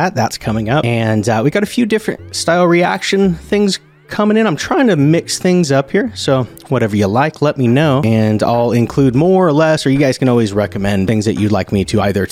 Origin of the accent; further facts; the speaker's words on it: United States; I'm an American